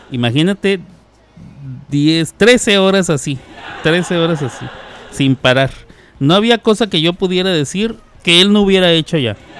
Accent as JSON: {"language": "Spanish", "country": "Mexico", "moved": "yes"}